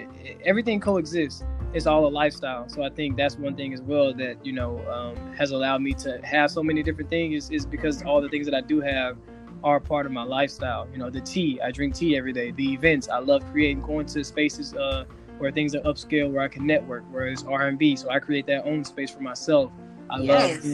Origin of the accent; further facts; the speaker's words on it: Helena, Arkansas, United States; moved away as an adult; now in Los Angeles, United States; I'm from Arkansas as well. Went to the University of Arkansas, grew up in Helena, Arkansas